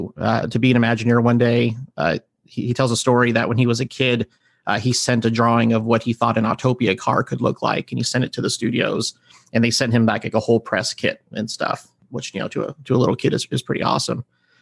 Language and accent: English; the Valley, Southern California, United States; also born or lived in Granada Hills, California / Santa Clarita, California; I grew up in Southern California, in the Valley. I was born in Granada Hills, later moved to Santa Cruz, which is like home to Magic Mountain.